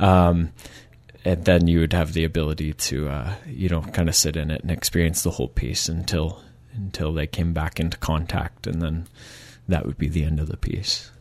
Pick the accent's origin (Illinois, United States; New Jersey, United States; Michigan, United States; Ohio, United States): Michigan, United States; moved away as an adult; now in Victoria, Canada; I'm from Michigan originally